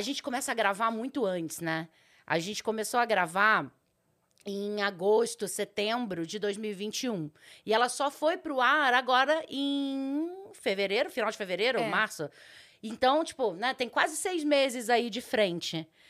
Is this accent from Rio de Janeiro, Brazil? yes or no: yes; Rio de Janeiro, Brazil; moved away as an adult; now in São Paulo, Brazil; sou carioca